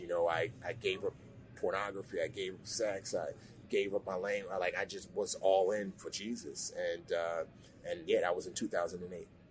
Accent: New York City, New York, United States; also born or lived in Nigeria; she permanently relocated my brother and I, uh, along with herself, um, back to the States, and I grew up in the Bronx.

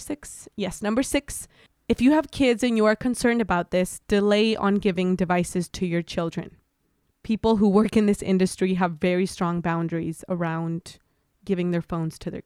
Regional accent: Mexico; I'm born and raised in Mexico.

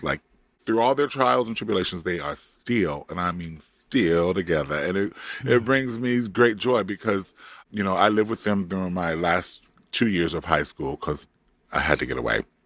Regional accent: Compton, California, United States; born or raised there; moved away; also born or lived in Florida

